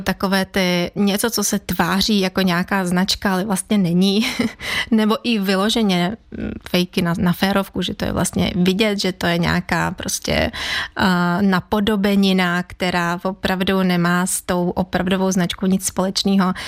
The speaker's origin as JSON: {"language": "Czech", "country": "Ukraine", "second_language": "Czech", "moved": "yes", "lives_now": "Czech Republic", "said": "kdyby náhodou to bylo slyšet v mém přízvuku, já jsem z Ukrajiny, pocházím z Ukrajiny v Čechách, žiju už teda 20 let"}